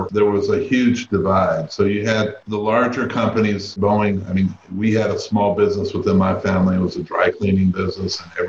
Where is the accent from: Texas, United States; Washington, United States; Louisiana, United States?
Washington, United States; Seattle; Surprisingly, when I talk to people, the perception of Seattle is one that it's an extremely liberal city. Growing up, I didn't really feel that way.